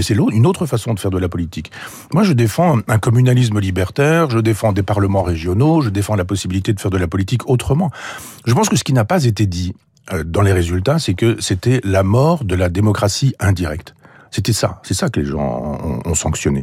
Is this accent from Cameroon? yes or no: no; Normandy, France; je suis normand